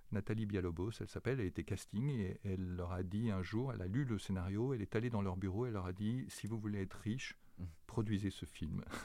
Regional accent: Grenoble, Auvergne-Rhône-Alpes, France; je, suis né à Grenoble, j'ai grandi à Grenoble

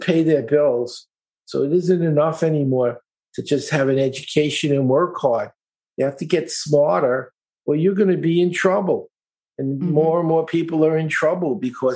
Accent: New York City, New York, United States; I grew up in East New York, Brooklyn.

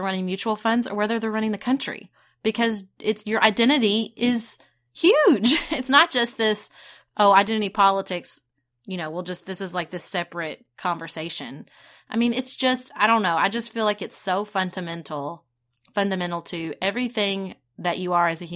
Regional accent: Paducah, Kentucky, United States; When I was growing up in Paducah

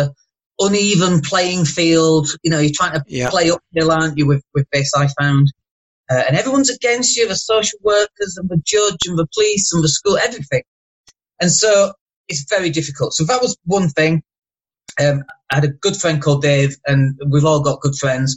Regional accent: Leeds, Yorkshire and the Humber, United Kingdom; moved away as an adult; now in Spain; I'm from Leeds, 47.

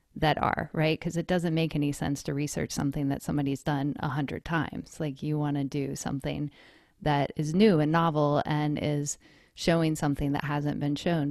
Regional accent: North Carolina, United States; moved away as an adult; also born or lived in Colorado; now in East Bay, California, United States; I was born and raised in North Carolina

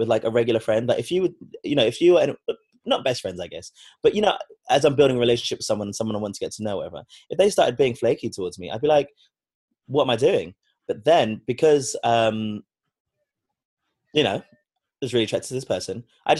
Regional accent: London, United Kingdom; I'm from London, born and raised here

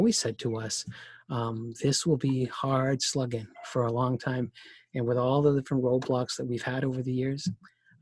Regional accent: Canada; I'm Canadian

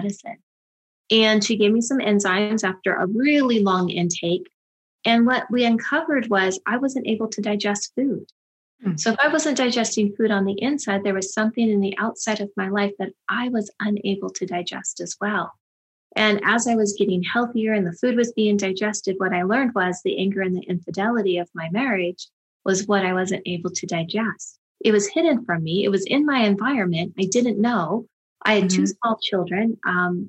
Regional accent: Silicon Valley, California, United States; I grew up in Silicon Valley.

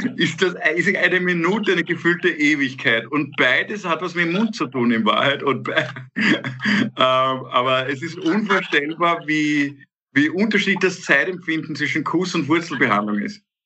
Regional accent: Austria; wir als Österreicher

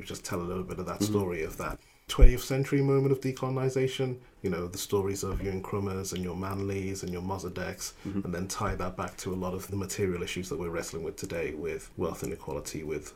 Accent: Liverpool, North West England, United Kingdom; also born or lived in Ghana; the place where I grew up in the United Kingdom, which is, you know, Liverpool

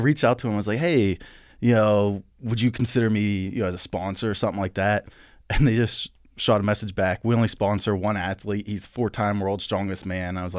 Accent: Blairsville, Pennsylvania, United States; now in Altoona, United States; I'm from Blairsville, Pennsylvania, oh, okay. About 45 minutes west. I'm not used to saying west. West of here, and then I moved up here in 2004

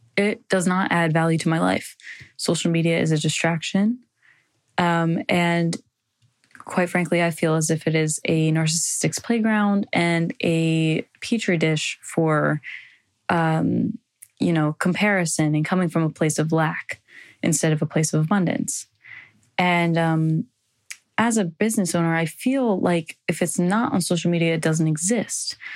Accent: New Jersey, United States; I'm from New Jersey

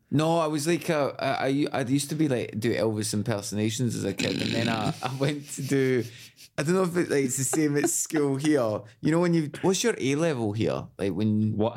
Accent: Glasgow, Scotland, United Kingdom; moved away as an adult; I moved away from Glasgow when I was 18

